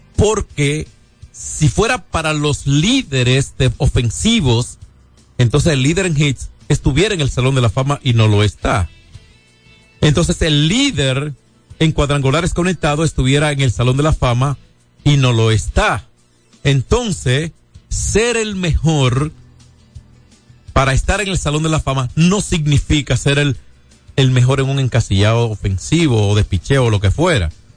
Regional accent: Dominican Republic; como dominicanos

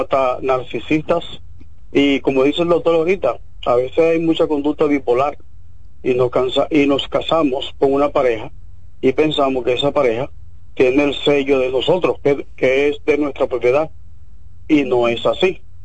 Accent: Dominican Republic; nosotros dominicanos

